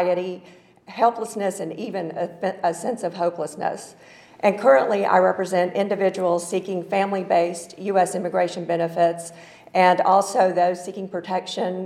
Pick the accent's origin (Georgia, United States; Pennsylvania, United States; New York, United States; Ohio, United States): Georgia, United States; Atlanta; accent: Southern; moved away as an adult; now in Washington, D.C. region, United States; I was born and raised in Atlanta, which explains the Southern accent.